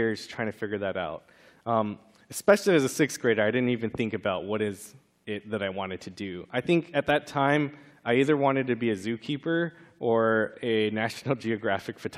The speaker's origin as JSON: {"language": "English", "region": "California", "country": "United States", "tie": "born or raised there", "said": "growing up in California, that's right when we moved churches"}